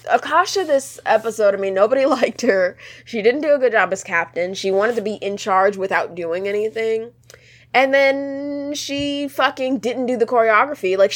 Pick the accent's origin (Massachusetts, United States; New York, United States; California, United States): California, United States; I'm from California. I have fresh peaches. I go to the farmer's market.